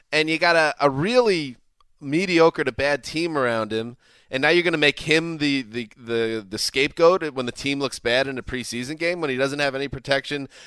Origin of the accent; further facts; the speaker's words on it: United Kingdom; I'm British. Yep. I'm different.